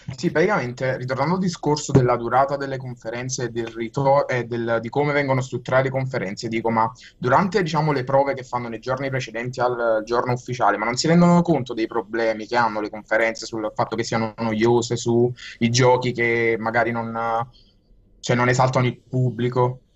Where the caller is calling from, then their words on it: Giugliano in Campania, Campania, Italy; vi chiamo da Napoli, un paese in provincia di Napoli